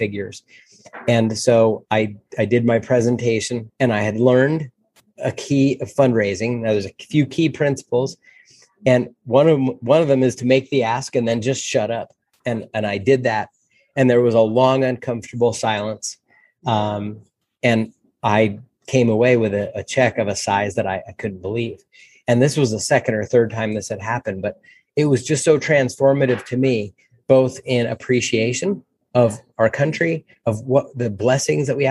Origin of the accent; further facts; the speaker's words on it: New Jersey, United States; now in Denver, United States; I grew up in North Jersey, right, about 34 miles out of Manhattan.